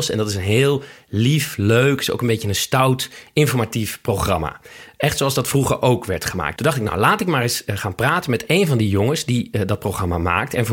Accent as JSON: {"language": "Dutch", "town": "Amsterdam", "region": "North Holland", "country": "Netherlands", "tie": "born or raised there", "said": "Amsterdam-Oost. In de Watergasmeer? Ja, op de randje Oost-Watergasmeer"}